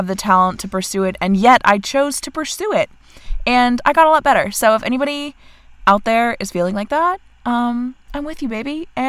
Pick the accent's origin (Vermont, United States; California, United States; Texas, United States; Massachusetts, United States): Vermont, United States